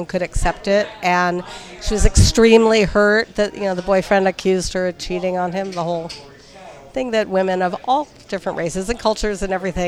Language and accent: English; San Francisco, California, United States; also born or lived in Manhattan, New York; I was raised in the city. I was raised in, I'll be 64 this coming week. So I was like I'm an old hippie. So I was raised in the Fillmore and the Winterland